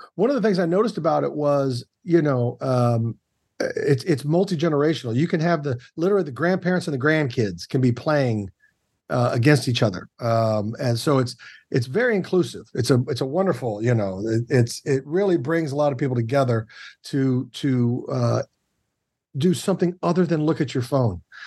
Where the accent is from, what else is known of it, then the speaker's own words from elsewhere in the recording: Kansas City, United States; I am from the Midwest and I am from Kansas City specifically